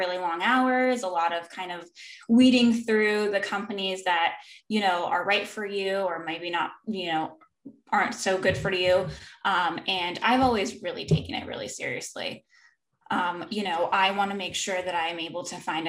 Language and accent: English; San Diego, California, United States; moved away as an adult; now in North Carolina, United States; we ended up going to San Diego, which is my hometown